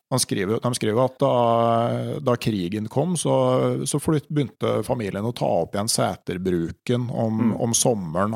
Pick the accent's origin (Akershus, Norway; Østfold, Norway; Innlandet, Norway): Innlandet, Norway; Gausdal; Hjemme i Gausdal